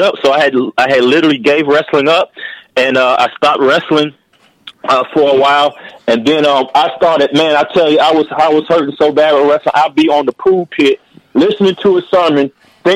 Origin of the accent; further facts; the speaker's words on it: Charlotte, North Carolina, United States; Coming to my hometown